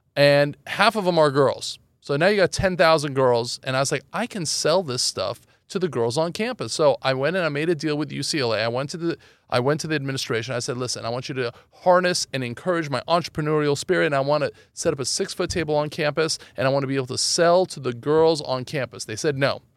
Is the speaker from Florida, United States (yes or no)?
no; Los Angeles, California, United States; also born or lived in Iran; I grew up in Los Angeles